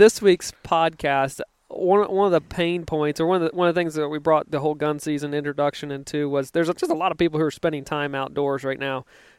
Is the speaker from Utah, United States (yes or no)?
no; Virginia, United States; Yeah, I grew up in Virginia where we had a 6-week gun season